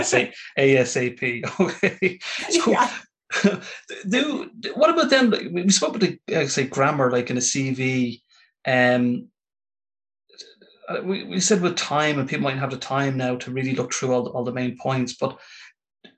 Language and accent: English; Ireland; as an Irishman